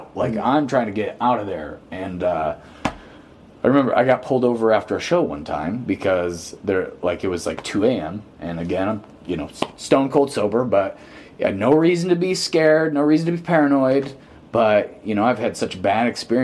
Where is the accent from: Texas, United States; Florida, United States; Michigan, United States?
Michigan, United States; Pontiac; I'm from Pontiac